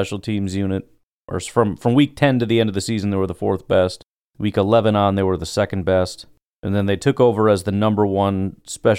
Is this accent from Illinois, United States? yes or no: yes; Hanover Park, Illinois, United States; I grew up in Hanover Park. Mostly, I was all over the place, but it was mostly Hanover Park